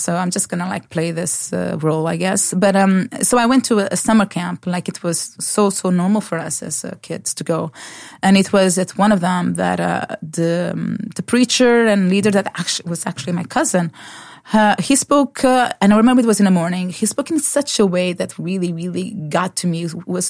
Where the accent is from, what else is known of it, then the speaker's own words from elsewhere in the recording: Lisbon, Portugal; accent: Portuguese; English is a second language; moved away as an adult; now in Norway; I'm from Portugal. Yes. And I grew up in a Christian family.